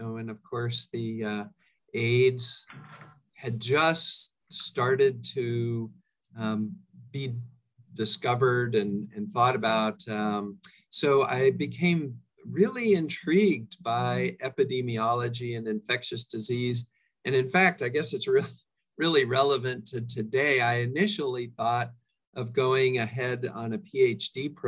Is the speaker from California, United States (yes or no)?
yes; Orinda, California, United States; I grew up in Northern California, actually a bit of a rarity, a fourth generation Californian.